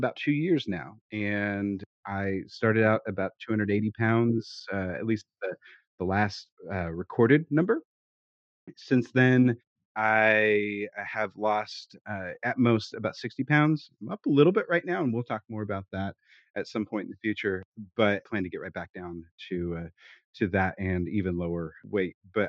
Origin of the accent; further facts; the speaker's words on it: Kansas City, United States; now in Austin, United States; I'm originally from Kansas City, but I currently reside in a town just outside of Austin, Texas